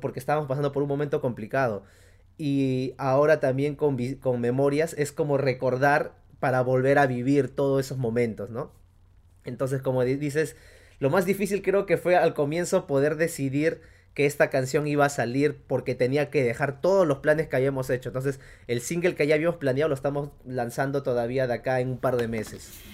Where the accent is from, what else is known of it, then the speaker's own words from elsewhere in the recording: Uripa, Apurímac, Peru; also born or lived in Cusco; de mi pueblo allá en Uripa, en Apurímac